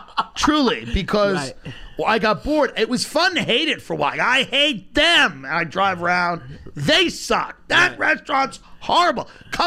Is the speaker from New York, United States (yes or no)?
yes; Long Island, New York, United States; my upbringing in Long Island, which I loved. As a kid, I loved growing up in Long Island.